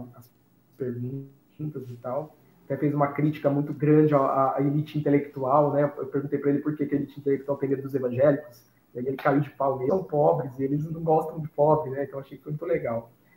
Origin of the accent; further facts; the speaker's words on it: Piracicaba, São Paulo, Brazil; eu sou, eu sou, aqui do interior de São Paulo, Piracicaba